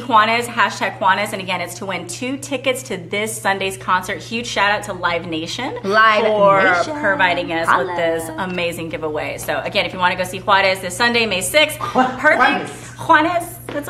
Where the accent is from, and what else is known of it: Texas, United States